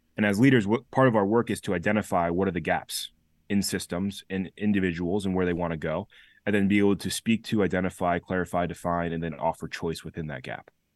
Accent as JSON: {"language": "English", "town": "Chester", "region": "Connecticut", "country": "United States", "tie": "born or raised there", "also_born_or_lived": "New Haven, Connecticut", "said": "was raised, born and raised in Chester, Connecticut"}